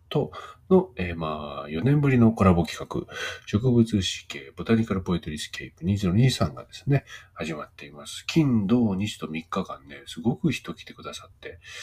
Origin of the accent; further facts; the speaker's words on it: Gunma, Japan; now in Nagano, Japan; 僕あの群馬に住んでた時、子供の頃群馬に住んでて